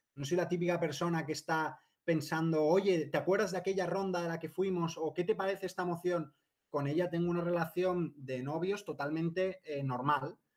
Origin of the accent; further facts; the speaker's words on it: Spain; los españoles